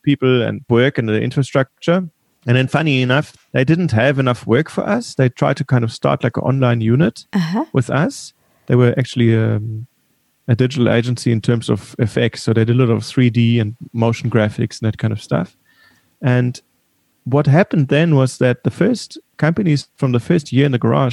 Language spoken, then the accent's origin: English; Munich, Bavaria, Germany; accent: German; also born or lived in California; now in Cape Town, South Africa; I was born in Munich and I grew up in Munich.